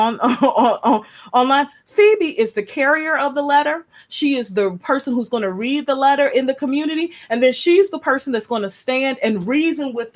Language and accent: English; United States; moved away; I'm from Kentucky, Georgia originally